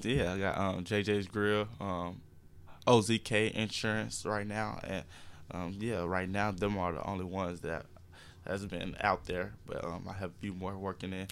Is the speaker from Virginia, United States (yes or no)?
no; Jacksonville, Arkansas, United States; being from Jacksonville, um, knowing everyone and just knowing that the community is behind me.